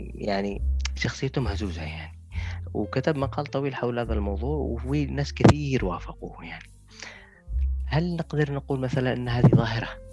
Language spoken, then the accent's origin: Arabic; Yemen; فإحنا كيمنيين